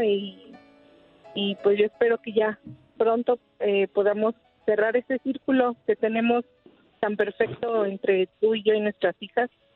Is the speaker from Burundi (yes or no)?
no; Mexico City, Mexico; Yo soy de la Ciudad de México